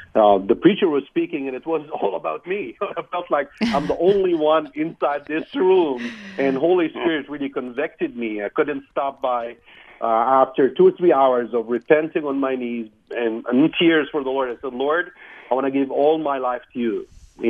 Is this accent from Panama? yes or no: no; Egypt; moved away; I grew up in a Christian house, actually. My background, actually, I come from Egypt, all the way from Egypt. Imagine this pressure of living in that that atmosphere. But also, my father is a pastor. We live in that Christian atmosphere house.